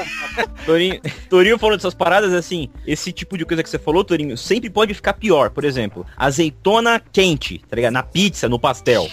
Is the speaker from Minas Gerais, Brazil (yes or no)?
no; São Paulo, Brazil; Eu sou de São Paulo